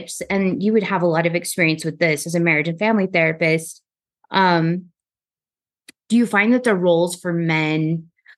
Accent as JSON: {"language": "English", "region": "Texas", "country": "United States", "tie": "born or raised there", "said": "growing up in Texas"}